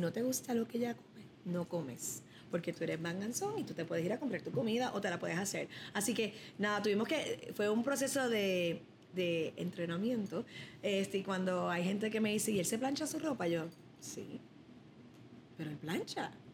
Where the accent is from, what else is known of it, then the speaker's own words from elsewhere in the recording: Chicago, Illinois, United States; yo soy de Chicago